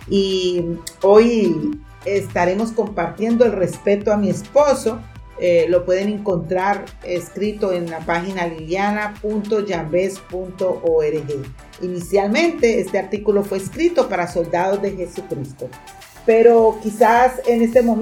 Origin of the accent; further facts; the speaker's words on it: Colombia; Él es cubano y yo colombiana. Y aunque somos hispanos, somos totalmente diferentes por nuestro español, en el contexto cultural, nuestra crianza y las experiencias de la vida